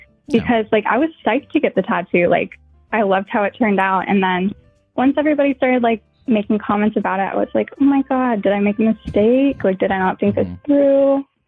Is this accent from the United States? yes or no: yes; North Carolina, United States; also born or lived in Minnesota; I'm from North Carolina. I just moved from Minnesota literally a week ago.